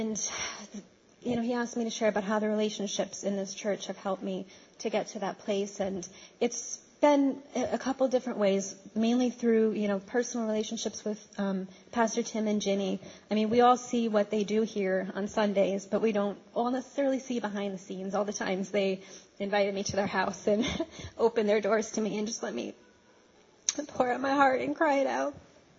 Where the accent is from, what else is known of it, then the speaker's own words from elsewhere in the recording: Poughkeepsie, New York, United States; moved away as an adult; also born or lived in Brooklyn, New York; I'm originally from Poughkeepsie, but I went away to school out of state, and I've lived a couple of different places.